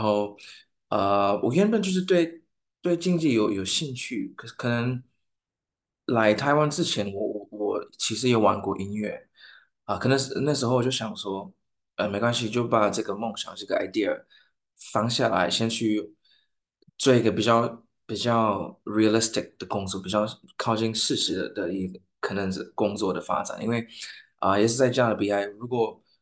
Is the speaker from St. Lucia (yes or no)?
yes; St. Lucia; Chinese is a second language; moved away as an adult; now in Taiwan; 我来自圣鲁西亚